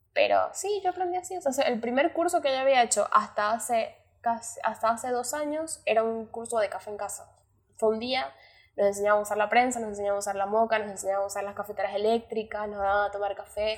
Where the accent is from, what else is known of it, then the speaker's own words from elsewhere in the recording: Venezuela; moved away; me fui de Venezuela